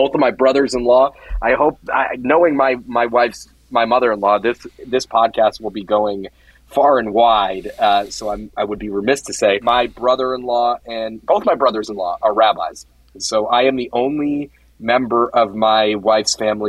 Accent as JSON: {"language": "English", "town": "Stamford", "region": "Connecticut", "country": "United States", "tie": "born or raised there", "said": "Yeah, I'm from Connecticut, from Stamford, Connecticut, which is a relatively large and vibrant Jewish community. I did go to day school. I went to Bicultural Day School in Stamford, which is kindergarten through eighth grade."}